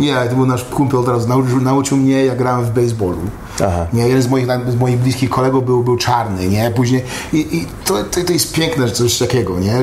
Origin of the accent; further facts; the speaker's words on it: Katowice, Silesian Voivodeship, Poland; moved away; also born or lived in Dąbrowa Górnicza / Los Angeles; a Katowice to jest tam, gdzie mieszkałem, w Stolowej Woli, a w, a w Górniczej chodziłem do szkoły, nie, tata pracował w Hucie Katowice